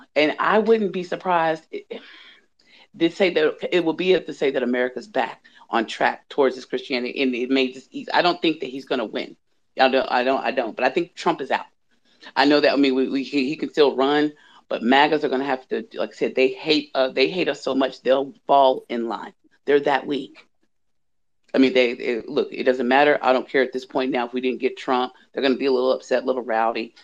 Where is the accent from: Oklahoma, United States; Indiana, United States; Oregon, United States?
Indiana, United States; also born or lived in the South; I grew up in Indiana